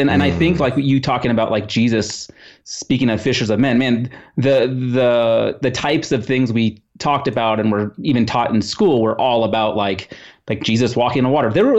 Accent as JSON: {"language": "English", "country": "Netherlands", "tie": "born there", "said": "my family's from the Netherlands. I was born in the Netherlands"}